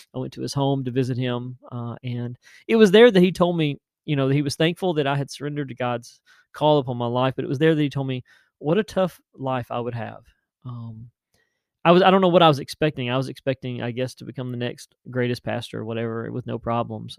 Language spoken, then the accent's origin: English; West Tennessee, United States; a pastor of the little church there in Tennessee, in West Tennessee, my hometown